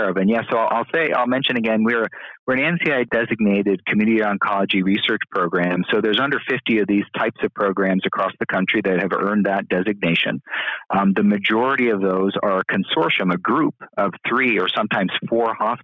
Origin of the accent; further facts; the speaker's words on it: Bloomsburg, Pennsylvania, United States; I grew up in central Pennsylvania, I grew up in Bloomsburg